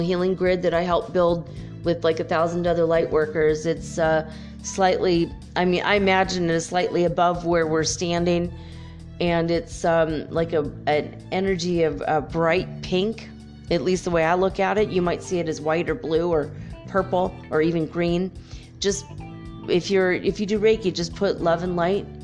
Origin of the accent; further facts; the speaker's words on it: California, United States; I'm from California